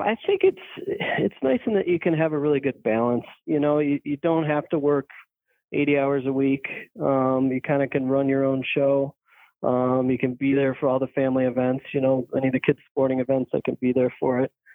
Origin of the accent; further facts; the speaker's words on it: Manlius, New York, United States; also born or lived in Maryland; I grew up in Manlius, which is a suburb of Syracuse